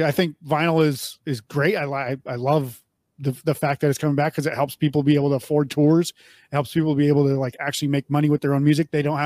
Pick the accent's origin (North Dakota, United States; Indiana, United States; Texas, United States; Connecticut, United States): North Dakota, United States; moved away as an adult; also born or lived in Bismarck; I grew up in North Dakota